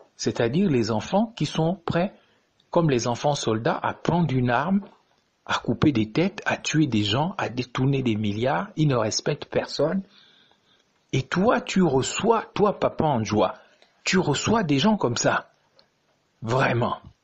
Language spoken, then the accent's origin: French; Gabon; notre pays